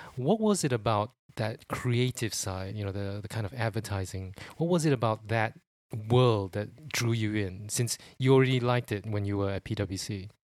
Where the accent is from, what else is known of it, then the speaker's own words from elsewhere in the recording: Singapore; moved away as an adult; now in United Kingdom; I'm from Sing-, Singapore